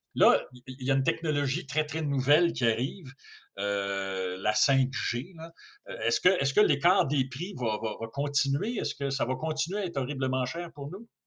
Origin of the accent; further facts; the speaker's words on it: Quebec, Canada; chez nous au Québec